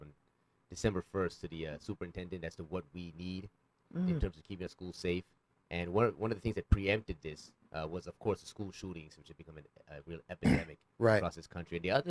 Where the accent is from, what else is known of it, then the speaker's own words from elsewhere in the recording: North Las Vegas, Nevada, United States; when I was growing up, because I grew up in Northtown, too, right there, Civic Center, Lake Mead, Winter Rancho High School